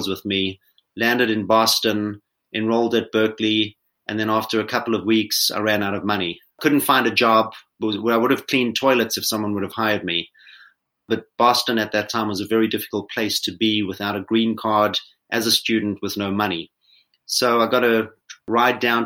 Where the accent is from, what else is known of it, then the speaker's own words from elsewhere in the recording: Johannesburg, Gauteng, South Africa; moved away as an adult; I was born in Johannesburg, South Africa, and grew up there, went to school